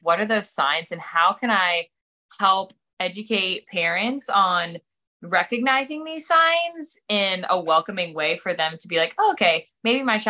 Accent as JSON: {"language": "English", "region": "Pennsylvania", "country": "United States", "also_born_or_lived": "Florida / South Carolina / Charlotte, North Carolina", "moved": "as an adult", "said": "I am originally from Pennsylvania, but have spent the last 10 years kind of bopping around the southeast"}